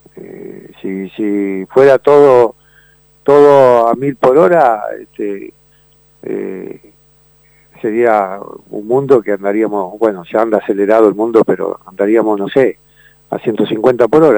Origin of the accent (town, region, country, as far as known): Uruguay